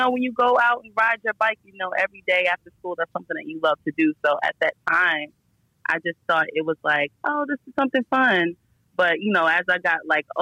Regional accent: the South, United States; I spent a lot of my time growing up in the South

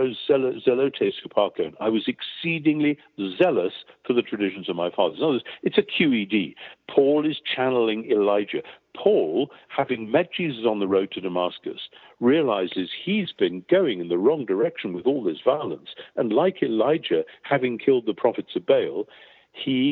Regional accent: near Newcastle upon Tyne, North East England, United Kingdom; I grew up near Newcastle-on-Tyne, where there was a large Jewish community

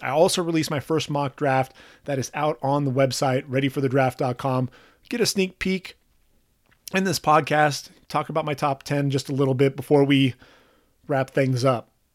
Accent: Orange County, California, United States; I grew up in Orange County

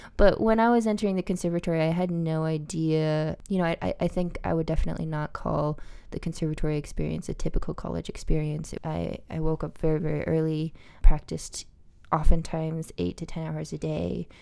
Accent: Albuquerque, New Mexico, United States; I grew up in Albuquerque, New Mexico

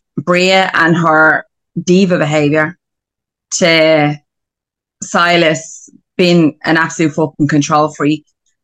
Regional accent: Glendalough, Leinster, Ireland; I'm from Glendalough.

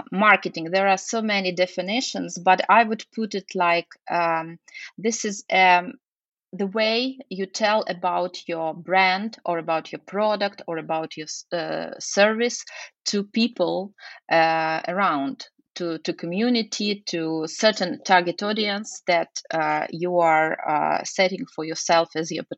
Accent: Lviv, Lviv Oblast, Ukraine; moved away as an adult; now in Kyiv, Ukraine; I was born in Lviv. Actually, graduated from university there, and then I changed the city, so we moved to Kiev

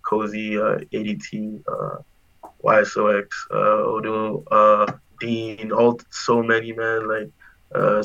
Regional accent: Nigeria; now in Winnipeg, Canada; I'm Nigerian as well.

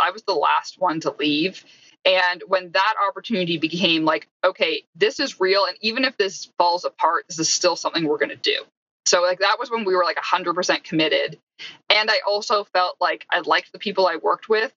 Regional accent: Canada; I'm not actually even American, I'm Canadian

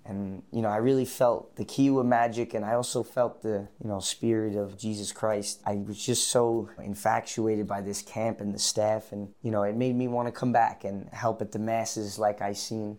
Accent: New York City, New York, United States; I'm a Boy Scout from Staten Island.

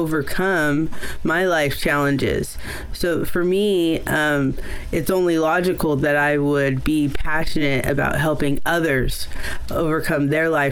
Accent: Oakland, California, United States; I was born in Oakland. A lot of my early story is in Oakland

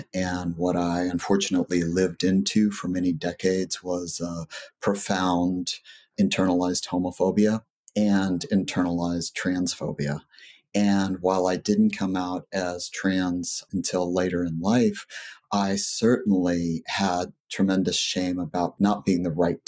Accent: rural Southwest Texas, United States; I was raised in Texas

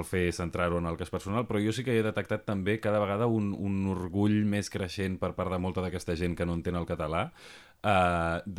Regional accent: Barcelona, Catalonia, Spain; genera un, un, un problema com a catalanoparlant i com a barceloní

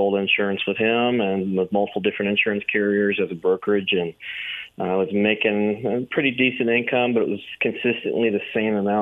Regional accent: Tyler, Texas, United States; born or raised there; also born or lived in Dallas, Texas

